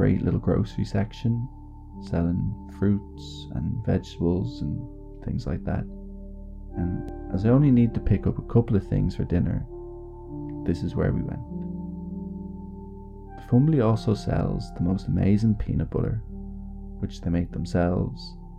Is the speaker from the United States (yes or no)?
no; Ireland; being Irish